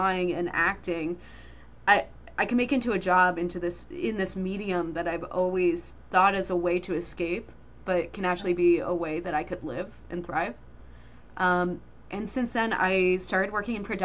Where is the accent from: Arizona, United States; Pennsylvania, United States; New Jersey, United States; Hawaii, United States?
New Jersey, United States; I grew up in New Jersey